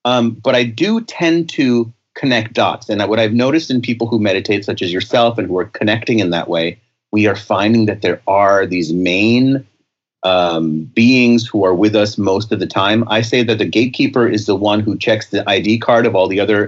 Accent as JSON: {"language": "English", "country": "India", "said": "I'm Indian from India, but I don't really channel any of the gurus."}